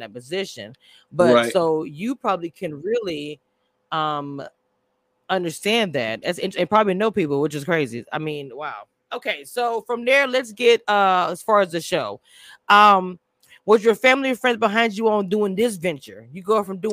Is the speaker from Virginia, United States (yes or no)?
no; Louisiana, United States; I'm from Louisiana